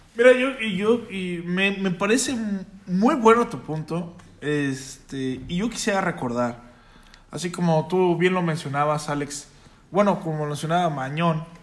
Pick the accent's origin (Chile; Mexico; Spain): Mexico